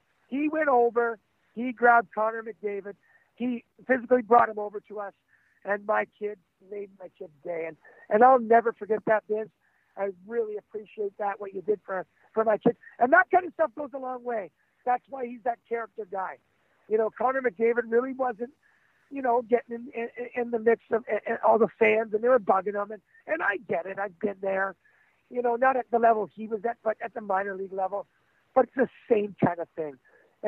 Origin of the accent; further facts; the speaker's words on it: Oshawa, Ontario, Canada; I'm just a guy from Canada, from Oshawa, Ontario, a tough kid.